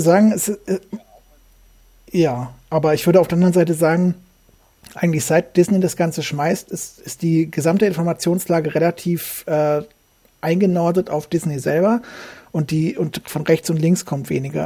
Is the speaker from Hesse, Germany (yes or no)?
yes; Hesse, Germany; moved away as an adult; now in Saxony, Germany; bin ein Hesse, ein Geborener, wohne seit ähm, über 20 Jahren in Sachsen